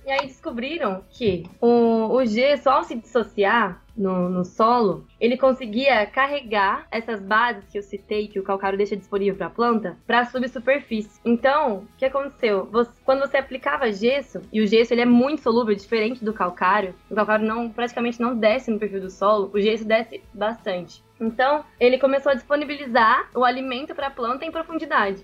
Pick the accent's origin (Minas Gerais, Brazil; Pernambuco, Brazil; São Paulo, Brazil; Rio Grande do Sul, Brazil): Minas Gerais, Brazil; Piumhi; moved away as an adult; sou de, de Piuí, interior de Minas Gerais